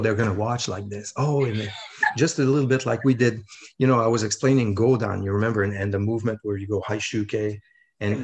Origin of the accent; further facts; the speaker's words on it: Quebec, Canada; I'm a guy from Quebec